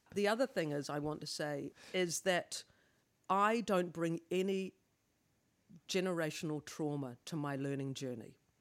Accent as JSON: {"language": "English", "region": "Wellington", "country": "New Zealand", "tie": "born or raised there", "also_born_or_lived": "Auckland", "moved": "yes", "said": "I come from Wellington, eh, Pōniki."}